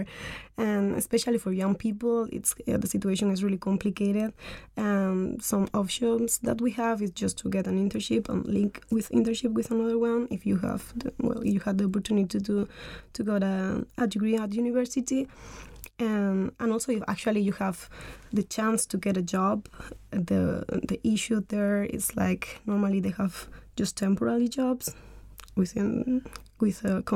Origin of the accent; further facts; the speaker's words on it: Almería, Andalusia, Spain; moved away as an adult; now in Denmark; I'm from South Spain, from Andalucía, in a really small city called Almería in the southeast of Spain